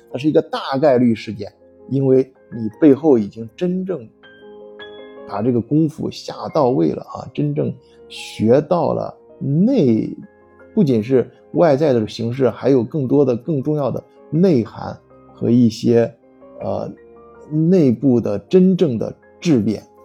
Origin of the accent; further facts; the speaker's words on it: China; moved away; 我作为中国人